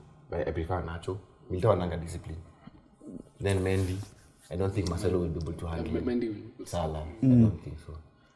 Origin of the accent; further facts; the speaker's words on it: Kenya; I'm a Kenyan.